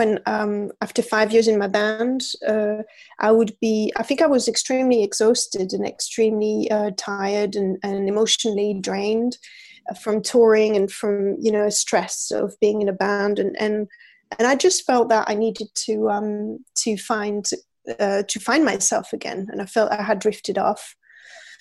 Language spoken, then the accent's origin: English; France; moved away as an adult; also born or lived in London, United Kingdom; now in Paris, France; I'm from France, and when I moved to England, I was 20 years old